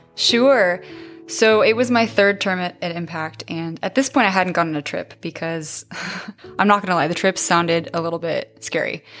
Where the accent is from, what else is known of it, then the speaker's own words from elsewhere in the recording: San Diego, California, United States; I grew up in San Diego, right down the street from San Diego State.